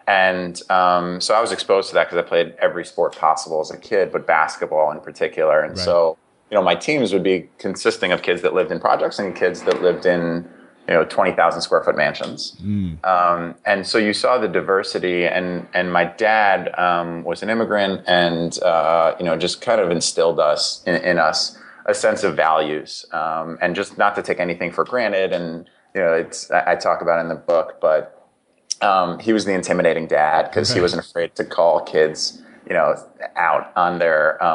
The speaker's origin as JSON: {"language": "English", "town": "Greenwich", "region": "Connecticut", "country": "United States", "tie": "born or raised there", "also_born_or_lived": "New York", "said": "I was born in New York, but raised in Greenwich"}